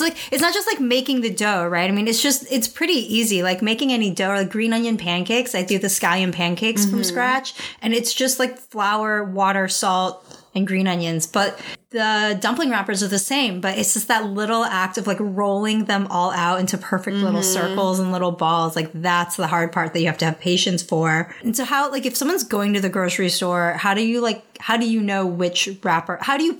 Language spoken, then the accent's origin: English; United States; Like, I am Chinese American. I speak Cantonese. I very much identify more with my American side